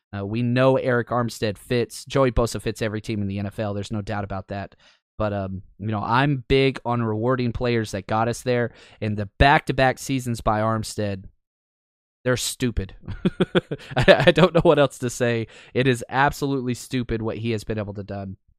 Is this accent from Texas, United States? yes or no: yes; Dallas, Texas, United States; I grew up in Dallas.